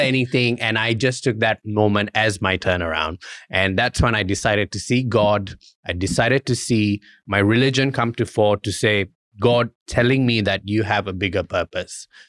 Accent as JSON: {"language": "English", "country": "Malaysia", "tie": "born or raised there", "moved": "yes", "lives_now": "Australia", "said": "I'm Indian, I was born in Malaysia"}